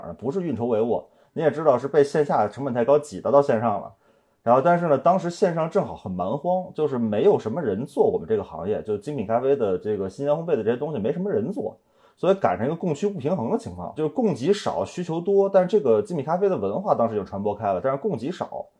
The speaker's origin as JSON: {"language": "Chinese", "region": "Beijing", "country": "China", "accent": "Beijing", "said": "尽可能的夸张我的北京口音，其实我平时说话不会那么的重，"}